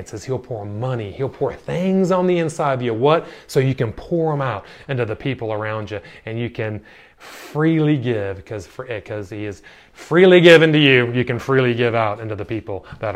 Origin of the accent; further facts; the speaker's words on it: United States; moved away as an adult; now in Ireland; I grew up in America